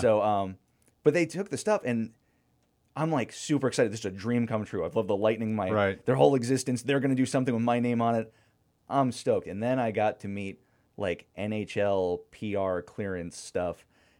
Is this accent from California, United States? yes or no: no; Florida, United States; My family, like, I'm from Florida, but a couple years before that, the whole family was from Pittsburgh.